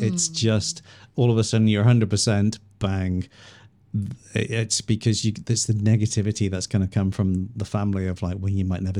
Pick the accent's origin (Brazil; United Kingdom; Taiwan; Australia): United Kingdom; England; when I was a kid, growing up in England, we always saw New Zealand stuff.